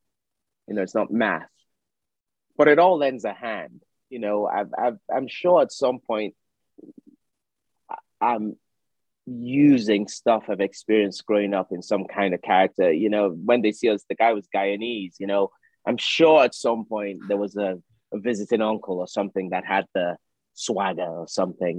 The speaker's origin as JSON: {"language": "English", "country": "United Kingdom", "also_born_or_lived": "Nigeria", "said": "as a British Nigerian"}